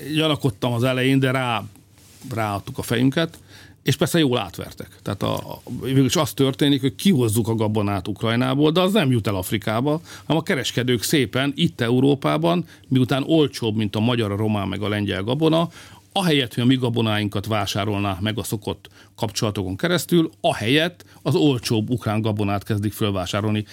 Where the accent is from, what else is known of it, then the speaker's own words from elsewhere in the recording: Hungary; magyarok vagyunk